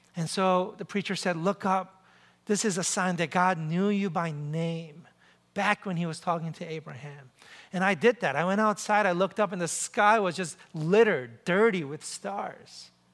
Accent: New York City, New York, United States; I'm from New York City.

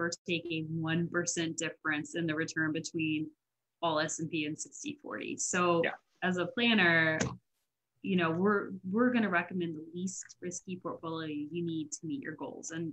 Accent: Florida, United States; I grew up in Florida

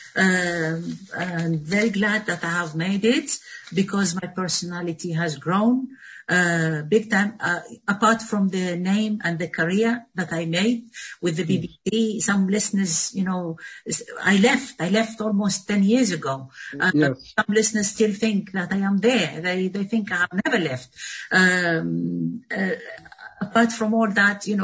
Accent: Tunisia; English is a second language; now in London, United Kingdom; I come from Tunisia

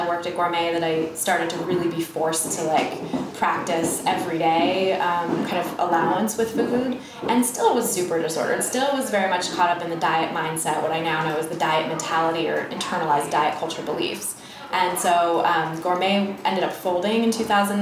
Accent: Bay Area, California, United States; moved away as an adult; now in New York, United States; I'm actually from California, from the Bay Area, and I went to school out there

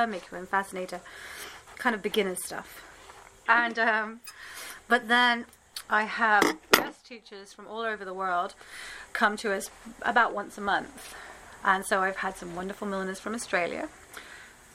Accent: England, United Kingdom; now in New York, United States; I'm from England

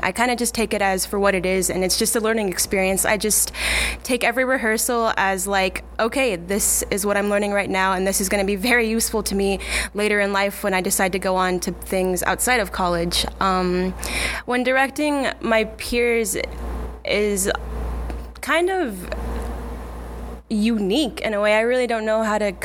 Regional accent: Scottsbluff, Nebraska, United States; moved away; I'm originally from Scottsbluff, Nebraska

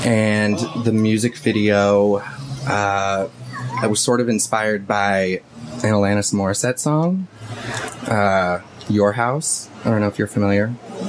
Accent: Los Angeles, California, United States; moved away as an adult; also born or lived in San Francisco; my whole family's in Michigan. And since I was born and raised here

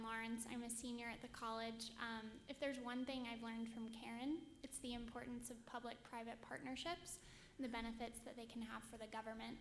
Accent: China; now in United States; I'm an MPP1 student here at Kennedy School, and I come from China.

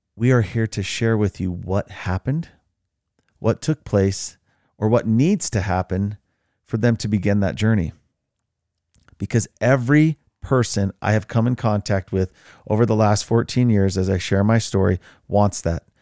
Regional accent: Utah, United States; I grew up in Utah.

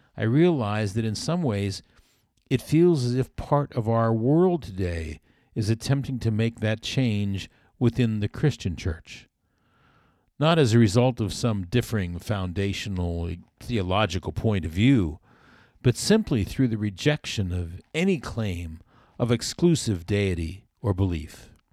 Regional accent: South Florida, United States; When I was a boy growing up in South Florida

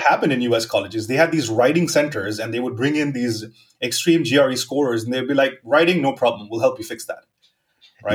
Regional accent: Mumbai, Maharashtra, India; moved away as an adult; also born or lived in northwestern India (village of birth) / Helsinki / New York / South America; I was born in a small village uh, in the north, northwestern region of India, and uh, but I was raised in Mumbai, like all my life uh, till I was 21

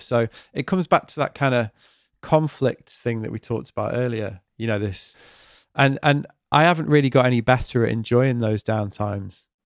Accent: Manchester, North West England, United Kingdom; moved away; also born or lived in Stratford; it's my hometown

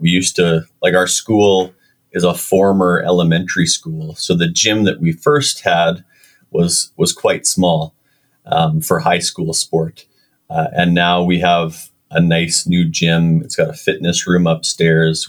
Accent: Winnipeg, Manitoba, Canada; I was born in Winnipeg

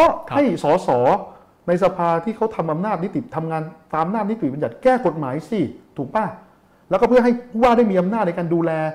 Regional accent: Bangkok, Thailand; กรุงเทพมันเป็นคือเป็นเมืองที่ผมเกิดเป็นเมืองที่ผมโตเป็นเมืองที่ผมใช้ชีวิตอยู่ทุกวัน

